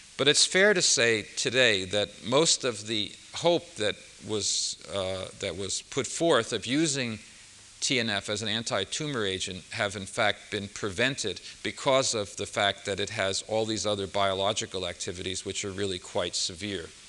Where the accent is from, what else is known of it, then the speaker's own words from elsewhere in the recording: United States; being an American, I only can speak English